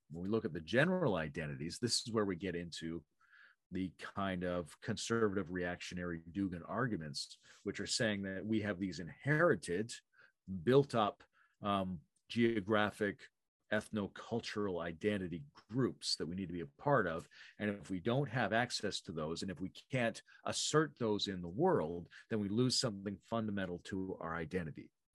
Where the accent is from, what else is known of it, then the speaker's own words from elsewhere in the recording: Canada; I'm fairly Canadian.